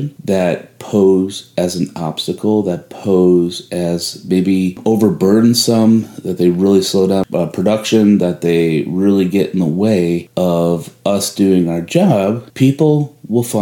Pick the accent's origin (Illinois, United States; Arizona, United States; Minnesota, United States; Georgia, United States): Illinois, United States; Chicago; moved away as an adult; now in Houston, United States; I am from Chicago and moved down here to Houston, Texas, where snow is obviously rare